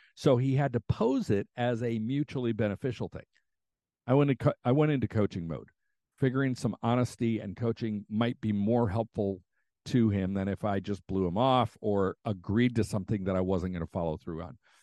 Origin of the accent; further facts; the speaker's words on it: United States; as an American